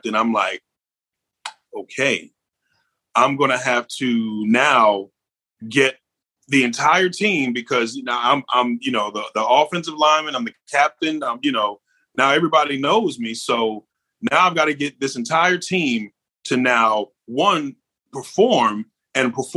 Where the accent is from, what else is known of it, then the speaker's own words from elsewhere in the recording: New York, United States; I'm a New Yorker